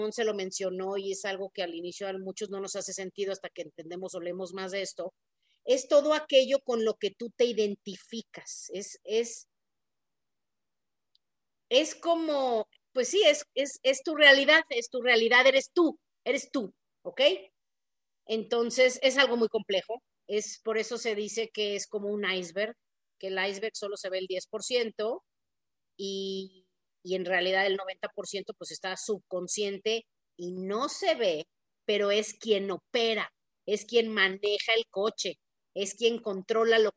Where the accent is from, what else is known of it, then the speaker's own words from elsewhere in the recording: Mexico; Pues yo soy mujer, soy mexicana, soy hija de tal y cual, me tal cosa, eh, soy católica, soy así, ¿no?